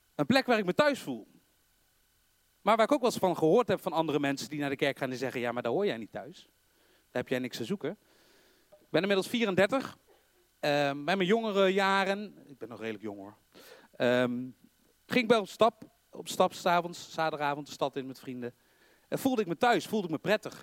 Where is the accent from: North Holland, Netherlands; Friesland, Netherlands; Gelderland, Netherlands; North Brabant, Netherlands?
North Brabant, Netherlands; accent: Brabants; Ik heb voor de mensen die niet uit Brabant komen of niet geboren zijn, ik, ik wel, je hoort